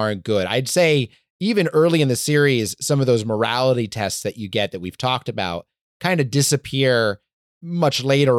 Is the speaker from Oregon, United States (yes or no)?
yes; Portland, Oregon, United States; my hometown of Portland, Oregon